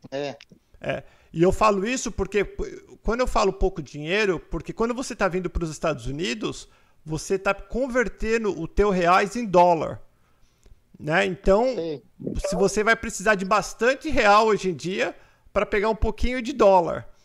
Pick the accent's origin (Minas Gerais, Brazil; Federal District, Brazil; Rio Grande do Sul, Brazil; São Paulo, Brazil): São Paulo, Brazil; Porto Ferreira; Eu sou de Porto Ferreira, São Paulo.